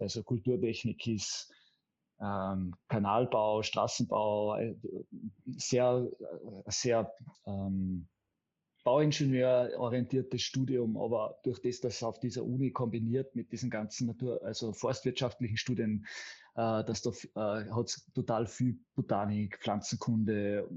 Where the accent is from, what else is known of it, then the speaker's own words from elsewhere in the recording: Karwendel mountains, behind Innsbruck, Tyrol, Austria; hat im Karwendelgebirge, das ist, wo man, da kommt man nur von Deutschland rein, sozusagen an den hinter der Nordkette, hinter Innsbruck, hat er sein erstes Revier bekommen als jüngster Revierförster Österreichs. Und da haben wir in der Abgeschiedenheit und in der, ähm, sage ich jetzt einmal, sehr naturbelassenen Gegend bin ich aufgewachsen in den ersten sechs Jahren meines